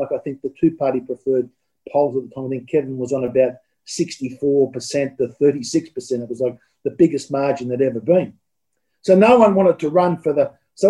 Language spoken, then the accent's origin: English; Sydney, New South Wales, Australia; I grew up in Peakhurst, a bit of a middle-class suburb down in the south of Sydney.